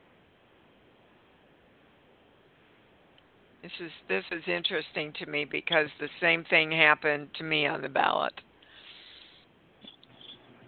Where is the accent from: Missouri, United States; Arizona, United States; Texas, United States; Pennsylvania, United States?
Missouri, United States; Kansas City; I've just been doing a lot of interviews in my hometown of Kansas City